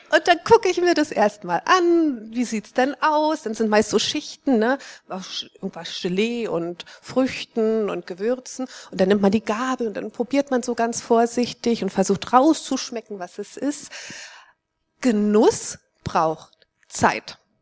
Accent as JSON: {"language": "German", "region": "East Germany", "country": "Germany", "tie": "born or raised there", "said": "Ich bin in Ostdeutschland aufgewachsen"}